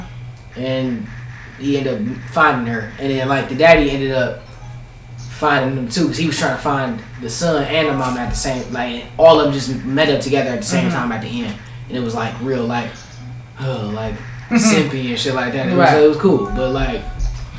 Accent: Cleveland, Ohio, United States; I'm from 105.

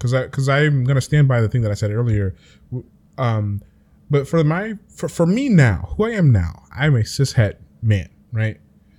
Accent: United States; But I'm an American, unfortunately, so I've been taught the binary

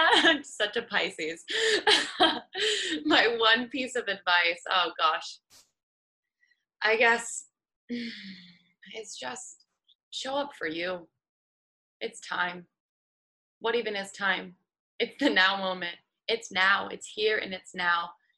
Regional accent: Seattle, Washington, United States; moved away; I'm from Seattle originally

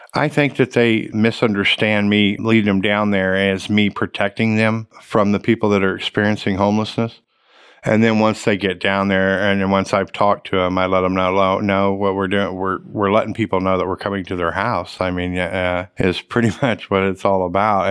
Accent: Oklahoma, United States; also born or lived in Tulsa, Oklahoma; I grew up in Oklahoma. I had Oklahoma history. I, you know, I, I, I'm from Oklahoma

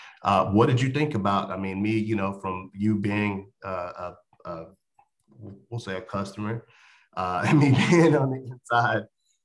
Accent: Charlotte, North Carolina, United States; I'm a country boy. I grew up, you know, I'm born and raised in Charlotte, North Carolina. I'm from what we call the Dirty South.

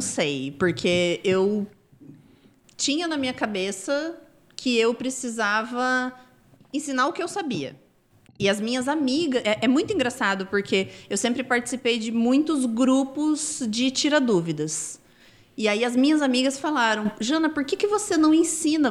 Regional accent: Londrina, Paraná, Brazil; moved away as an adult; also born or lived in Rondônia; Eu nasci numa cidade no interior do Paraná, perto de Londrina. Tinha 3 mil habitantes

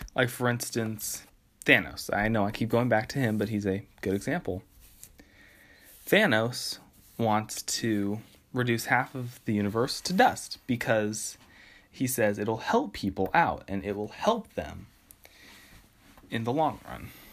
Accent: West Coast, United States; I'm from the West Coast.

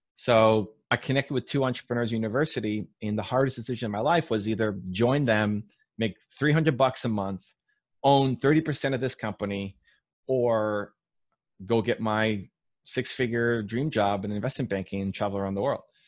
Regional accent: Toronto, Ontario, Canada; my hometown team, the Toronto Blue Jays

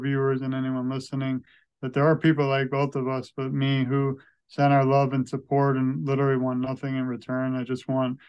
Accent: New York City, New York, United States; now in Florida, United States; I grew up in Brooklyn, New York

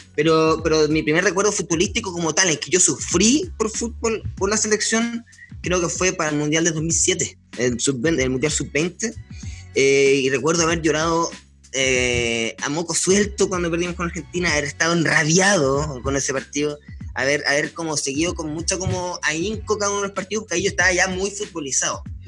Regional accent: Punta Arenas, Magallanes and Chilean Antarctica, Chile; moved away as an adult; now in Santiago, Chile; estuve los primeros 18 años de mi vida atrapado en Punta Arenas

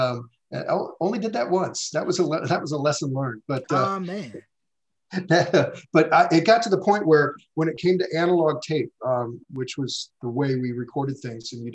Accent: Indianapolis, Indiana, United States; I grew up in Indianapolis, Indiana. I grew up in the Midwest

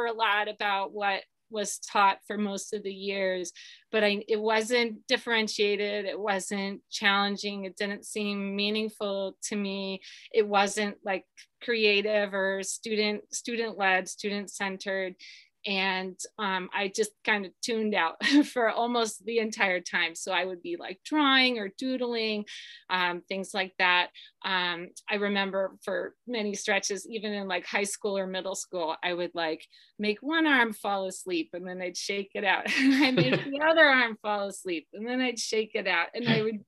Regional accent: Akron, Ohio, United States; I grew up in Akron, Ohio

